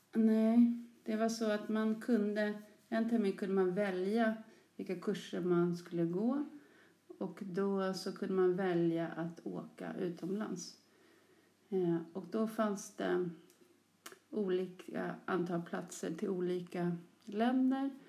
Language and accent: Swedish; Sollentuna, Stockholm County, Sweden; Jag är uppväxt i Sollentuna, precis som du, men längre norrut. Något som heter Törnskogen